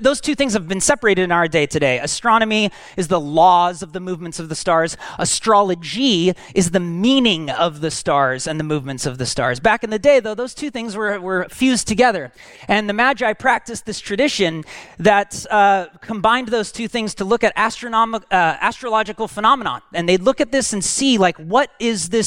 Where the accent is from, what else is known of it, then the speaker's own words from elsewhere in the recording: Portland, Oregon, United States; I grew up right here in Southeast, spent most of my life in Southeast Portland